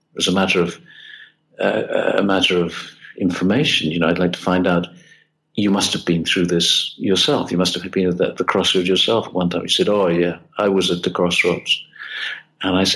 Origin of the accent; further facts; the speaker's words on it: United Kingdom; now in Italy; being British and not being Italian